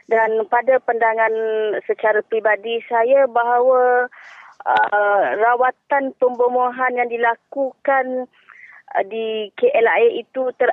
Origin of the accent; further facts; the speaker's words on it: Malaysia; Kita sebagai rakyat Malaysia, kita diperhatikan di seluruh dunia.